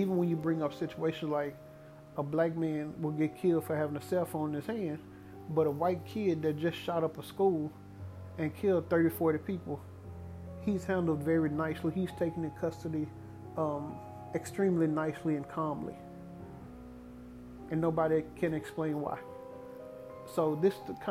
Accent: Dallas, Texas, United States; my hometown team

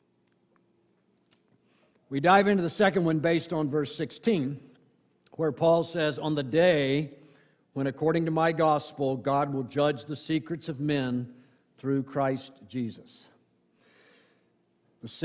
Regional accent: Ocala, Florida, United States; moved away; I go back to my hometown of Ocala, Florida

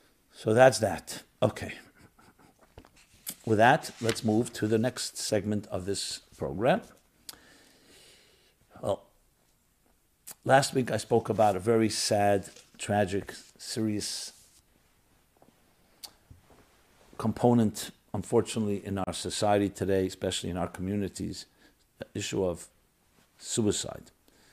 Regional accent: Israel; now in United States; I came from Israel to America to go to a treatment center in February.

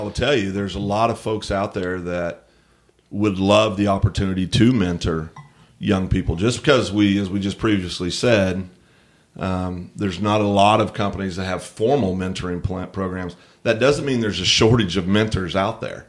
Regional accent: United States

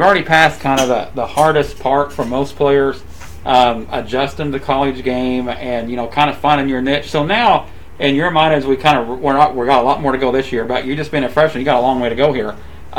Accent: United States; also born or lived in Oklahoma / Kansas; now in Wichita, United States; I've lived in Oklahoma and Kansas all my life now

